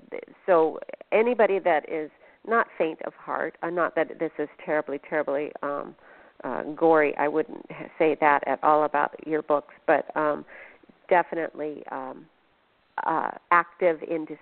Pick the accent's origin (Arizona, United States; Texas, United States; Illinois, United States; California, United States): Arizona, United States; Phoenix; now in Washington, United States; I am a transplant from Phoenix, so haven't been schooled in the history of Washington State and the Pacific Northwest.